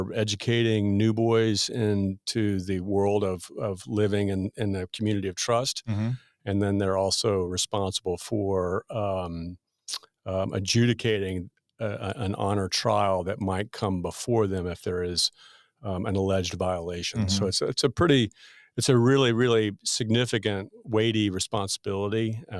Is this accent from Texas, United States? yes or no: yes; Pampa, Texas, United States; also born or lived in Nashville, Tennessee; I am. I was born in a little town in Northwest Texas called Pampa.